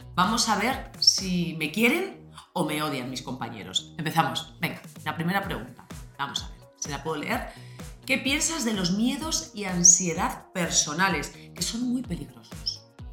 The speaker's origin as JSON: {"language": "Spanish", "town": "Madrid", "region": "Community of Madrid", "country": "Spain", "said": "yo soy madrileña"}